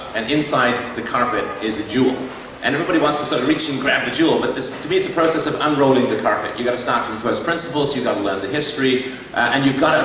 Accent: England, United Kingdom; I was raised a Christian in England

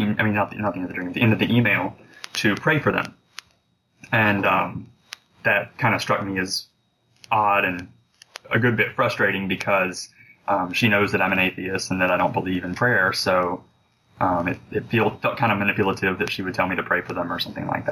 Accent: Alabama, United States; moved away; I'm originally from Alabama, and we have a farm that's on the Georgia border

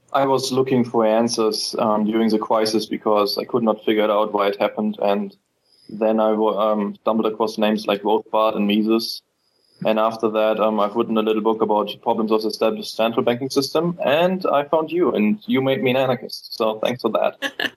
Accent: Germany; now in Spain; I'm from Germany

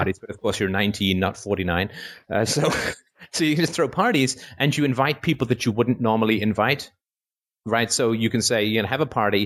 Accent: Canada; I'm from Canada

